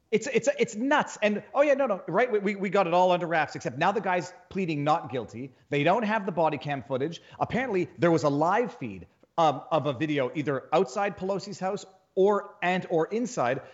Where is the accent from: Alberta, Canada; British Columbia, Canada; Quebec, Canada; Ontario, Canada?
Quebec, Canada; moved away as an adult; now in Florida, United States; I come from Canada